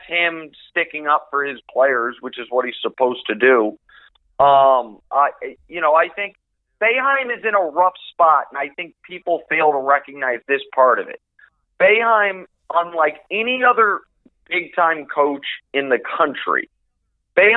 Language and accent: English; Kansas City, Missouri, United States; moved away as an adult; also born or lived in Houston / Syracuse; now in Los Angeles, United States; I grew up in Kansas City.